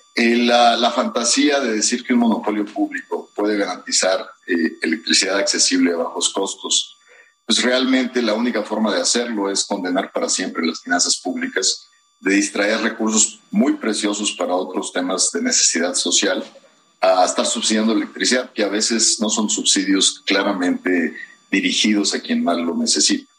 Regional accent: Mexico

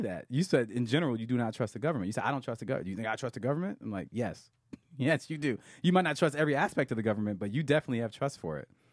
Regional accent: Grand Blanc, Michigan, United States; moved away; I am from a suburb of Flint, Michigan called Grand Blanc

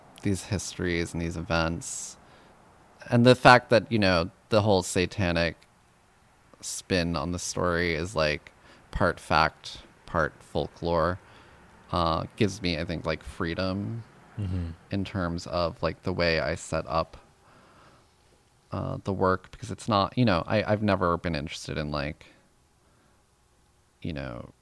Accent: Yonkers, New York, United States; growing up in Yonkers

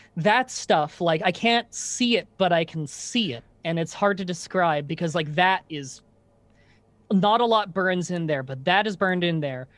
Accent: Ontario, Canada; growing up in Canada

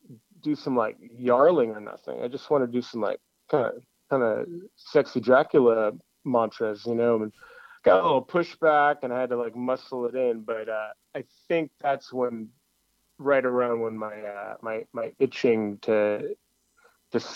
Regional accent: Los Angeles, California, United States; we're from Los Angeles

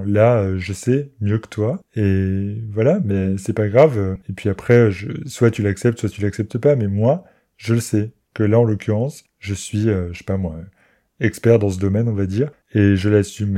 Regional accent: near Metz, Grand Est, France; moved away; also born or lived in Paris; je pouvais m'installer à Metz, qui est la grande ville la plus proche de là où j'ai grandi

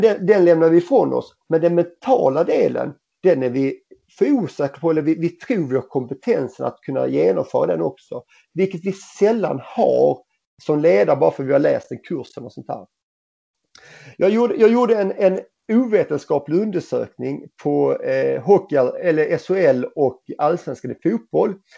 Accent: Helsingborg, Skåne, Sweden; moved away as an adult; also born or lived in Gothenburg; i FC Helsingborg i min lilla trygga miljö där jag vuxit upp, eh, eller vuxit upp och i min hemstad

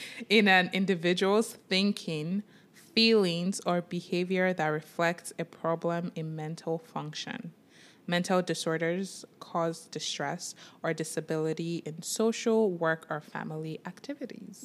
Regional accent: Nigeria; moved away; growing up in Nigeria with Yoruba parents, with just African parents

